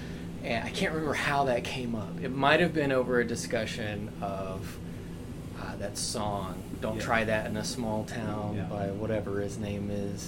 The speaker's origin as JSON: {"language": "English", "region": "Deep South", "country": "United States", "tie": "born or raised there", "said": "I grew up in the Deep South, evangelical Christianity"}